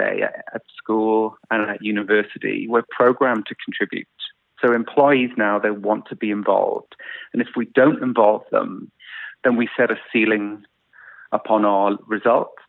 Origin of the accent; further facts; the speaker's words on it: South Wales, United Kingdom; moved away as an adult; I grew up in South Wales in the UK in the 70s and 80s. And I stayed in the UK till about 12 years ago.